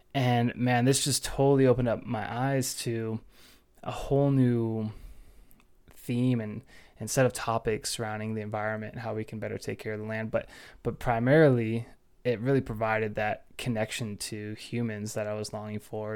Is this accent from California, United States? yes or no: yes; Orange County, California, United States; now in Fort Collins, United States; growing up in Orange County and being so close to the ocean